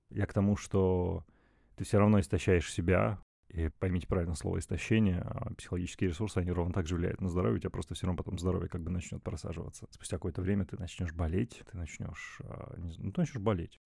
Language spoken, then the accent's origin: Russian; Chelyabinsk, Chelyabinsk Oblast, Russia; now in Moscow, Russia; Я не из Москвы, я из города Челябинск